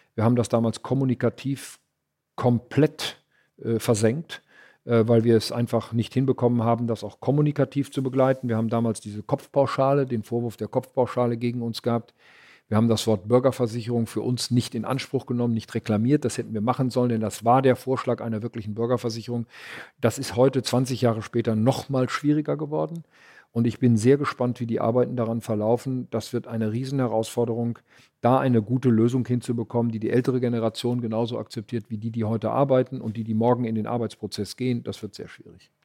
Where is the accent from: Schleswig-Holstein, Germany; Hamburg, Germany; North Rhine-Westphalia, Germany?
North Rhine-Westphalia, Germany; Arnsberg; in meiner Heimatstadt Arnsberg